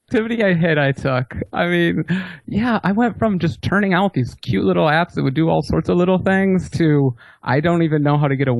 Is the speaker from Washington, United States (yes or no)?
yes; Seattle, Washington, United States; I'm from Seattle, Washington.